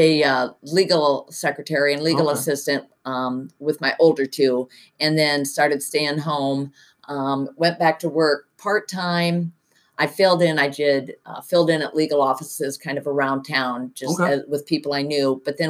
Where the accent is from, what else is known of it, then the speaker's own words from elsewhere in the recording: Cedar Rapids, Iowa, United States; moved away as an adult; I grew up in Cedar Rapids, and my husband Jim grew up in Iowa City